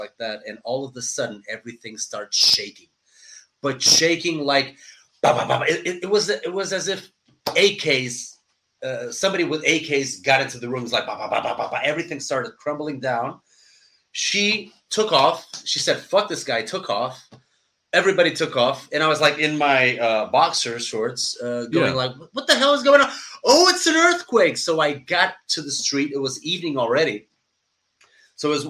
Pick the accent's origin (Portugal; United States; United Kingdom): Portugal; moved away; I'm from Portugal. We're a pretty small country where martial arts are not that, I should say, developed, even though we have great martial artists, but we don't have a lot of schools.